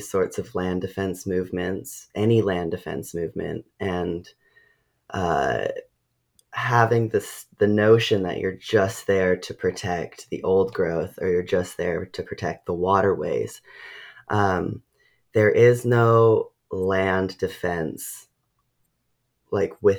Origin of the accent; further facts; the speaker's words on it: Ucluelet, British Columbia, Canada; I grew up on Vancouver Island in Ucluelet